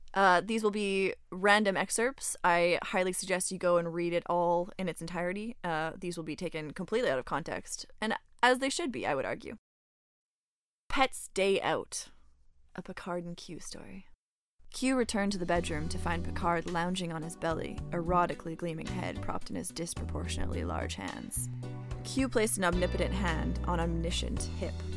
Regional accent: Canada; now in Montreal, Canada; I am also from Canada, but did not grow up in Quebec, uh, but landed here and love it here.

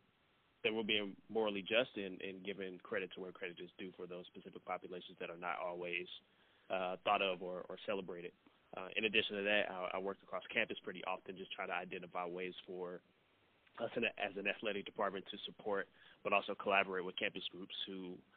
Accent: St. Louis, Missouri, United States; moved away as an adult; now in Nebraska, United States; born and raised in St. Louis, Missouri

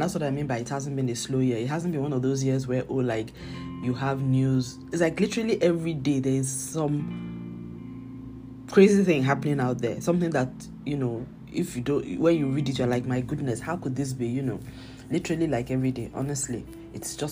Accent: Nigeria; I'm Nigerian, I live in Nigeria

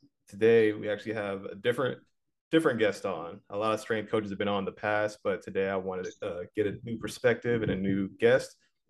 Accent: Florida, United States; moved away as an adult; now in California, United States; I'm from Florida for 20 years and I moved out here and it was different for me.

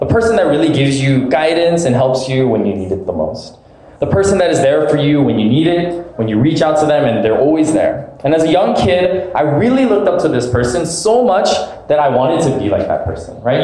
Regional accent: Alaska, United States; moved away as an adult; now in California, United States; growing up in Alaska most of my life

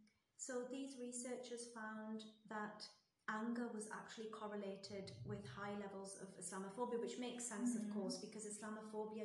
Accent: Newcastle upon Tyne, North East England, United Kingdom; moved away as an adult; also born or lived in Saudi Arabia; I'm from Newcastle

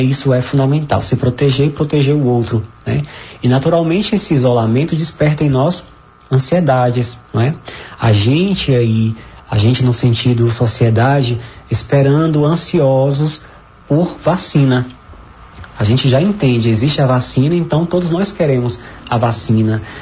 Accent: Northeast Region, Brazil; nós somos nordestinos, tão envolvidos com essa festa

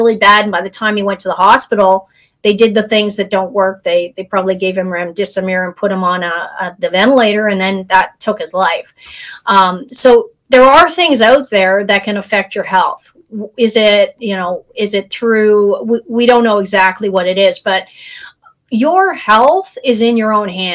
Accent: Canada; we're both Canadian

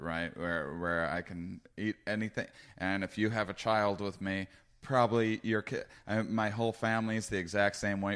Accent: Wisconsin, United States; moved away; I was from Wisconsin

